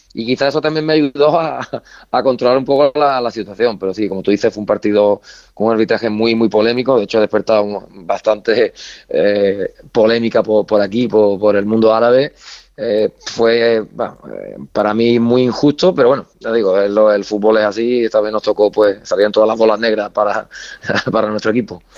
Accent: Andalusia, Spain; moved away as an adult; now in Baghdad, Iraq; yo que soy andaluz

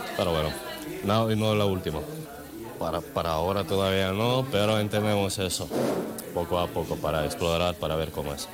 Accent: North Macedonia; Spanish is a second language; vengo de Macedonia, de Macedonia del Norte.

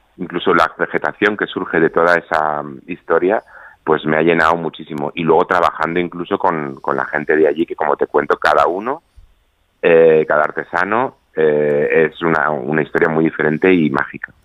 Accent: Canary Islands, Spain; nuestras islas no solo son sol y playa

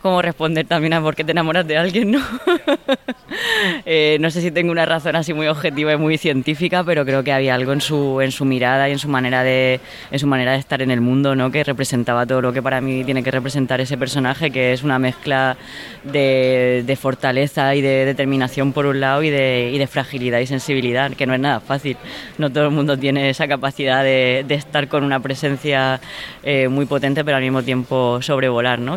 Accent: Orihuela, Valencian Community, Spain; moved away; mi pueblo, en Orihuela, en la Vega Baja del Segura.

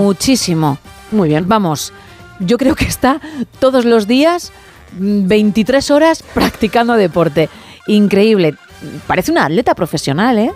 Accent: Spain; soy española

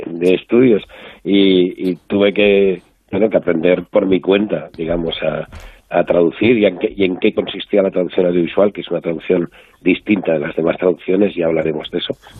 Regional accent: Barcelona, Catalonia, Spain; yo soy de Barcelona

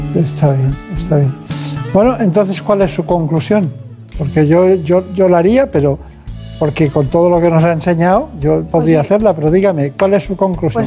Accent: Campanet, Balearic Islands, Spain; Yo de un pueblo que se llama Campanet, en Mallorca

